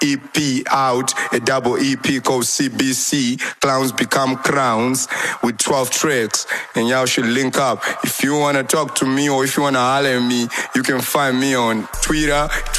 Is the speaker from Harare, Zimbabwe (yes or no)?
yes; Chitungwiza, Harare, Zimbabwe; I'm a rapper from Chitungwiza, Chitown